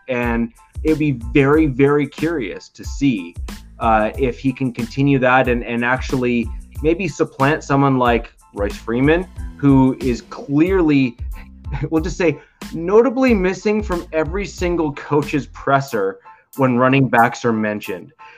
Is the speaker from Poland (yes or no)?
no; Canada; I'm Canadian